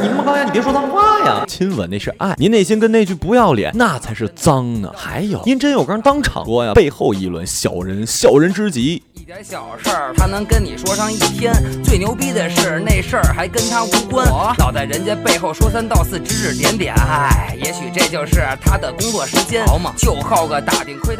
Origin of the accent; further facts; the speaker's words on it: China; 我们中国人